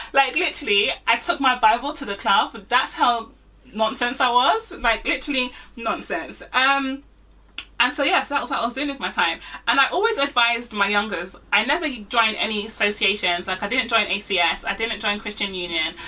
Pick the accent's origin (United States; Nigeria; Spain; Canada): Nigeria; also born or lived in Manchester; I'm Nigerian.